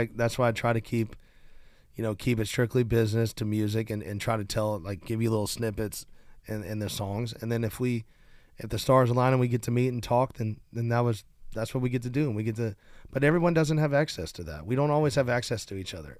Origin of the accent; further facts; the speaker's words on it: Nashville, Tennessee, United States; I've gotten to play in my hometown stadium where the Titans play